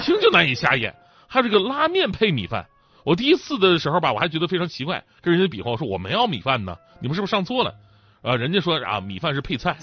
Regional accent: China; 我们中国人

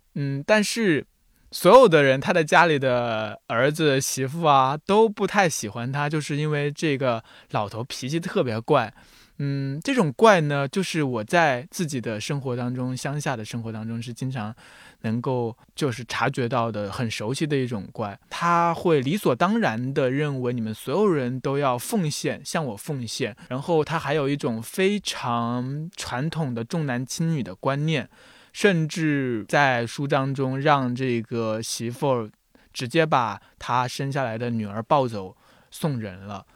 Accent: Jiangxi, China; first language Mandarin; 因为我祖籍是安徽，但是我是从小在江西长大的，所以呢，很奇怪，我就，也不会说安徽话，也不说，也不会说江西话，就只会说普通话

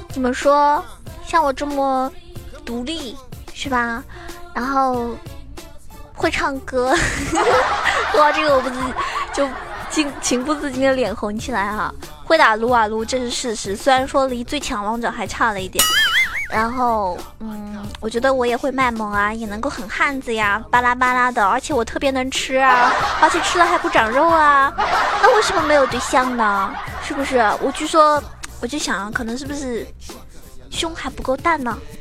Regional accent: China; 我们中国人呢，就是这一点好

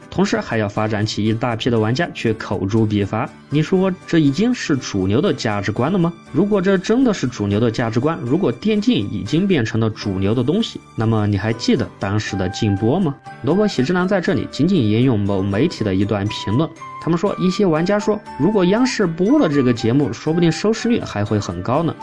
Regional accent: China; 我们中国人的骄傲

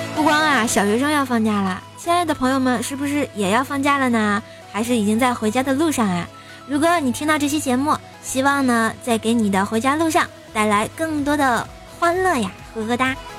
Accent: Tianjin, China; 我们天津人啊，一般过年想就是什么做卫生啊、打扫厨，还有准备年夜饭之类的东西，做豆包儿、包馒头、贴吊钱儿、吃饺子、放鞭炮等等吧

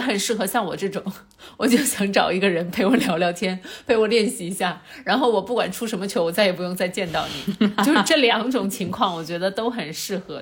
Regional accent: China; moved away; also born or lived in United States; 咱们中国人民

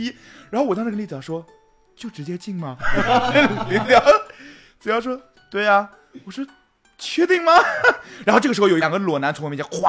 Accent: South China, China; 我作为一个南方人，我这次去这个就是北京这个都你

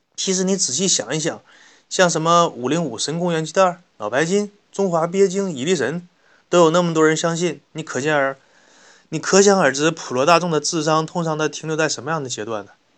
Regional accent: China; 我们中国人民

